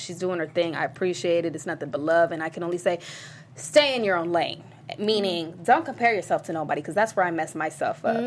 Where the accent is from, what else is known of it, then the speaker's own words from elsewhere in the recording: San Diego, California, United States; I'm from San Diego, a small place called La Jolla